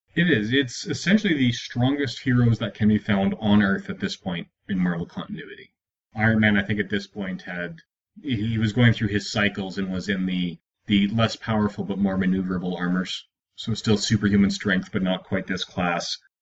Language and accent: English; Edmonton, Alberta, Canada; Born and raised in Edmonton